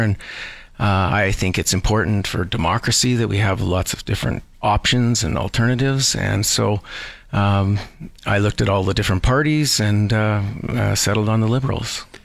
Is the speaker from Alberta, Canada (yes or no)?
yes; Edmonton, Alberta, Canada; also born or lived in Vancouver, Canada; now in Calgary, Canada; I, I, grew up in Edmonton